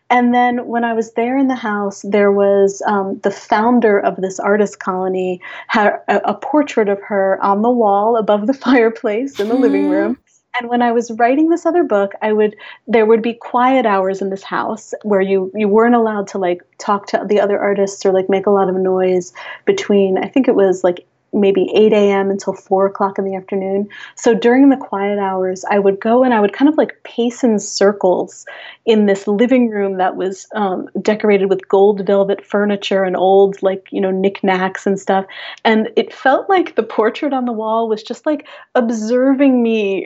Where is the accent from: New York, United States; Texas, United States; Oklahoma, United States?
New York, United States; Hudson Valley, Catskill Mountains; also born or lived in Long Island, New York; now in New York City, United States; where I'm from, in the Hudson Valley, in the Catskill Mountains